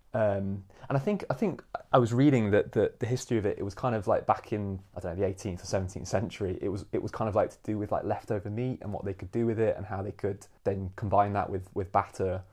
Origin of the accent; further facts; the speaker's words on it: Nottingham, East Midlands, United Kingdom; moved away as an adult; also born or lived in London; now in St Albans, United Kingdom; I'm from Nottingham originally, so from the East Midlands